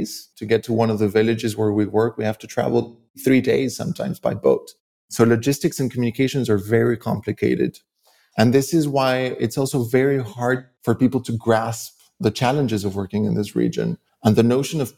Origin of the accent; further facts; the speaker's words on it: Mexico; moved away; I grew up seeing this on a day-to-day basis in Mexico